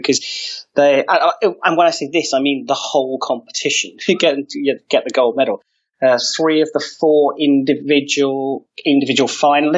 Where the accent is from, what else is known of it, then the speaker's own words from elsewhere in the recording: Wales, United Kingdom; And what it meant for us as the Welsh men's foil team was that we often performed way above our individual ability